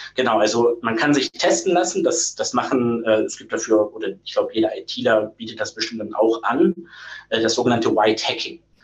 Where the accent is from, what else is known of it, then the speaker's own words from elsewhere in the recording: Ruhr area, North Rhine-Westphalia, Germany; moved away; Ich bin gebürtig aus dem Pott